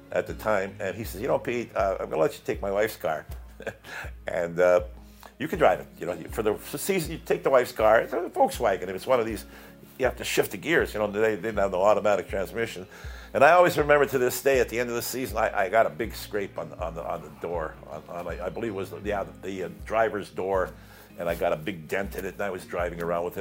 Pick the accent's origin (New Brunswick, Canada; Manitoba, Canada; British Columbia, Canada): Manitoba, Canada; Winnipeg; moved away; also born or lived in Toronto; I come from Winnipeg